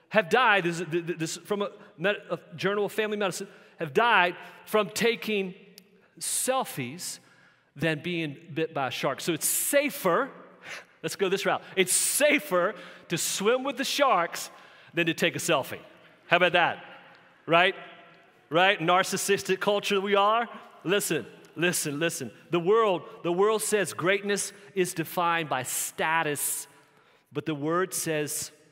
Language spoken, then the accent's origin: English; Southern Virginia, United States; growing up in Southern Virginia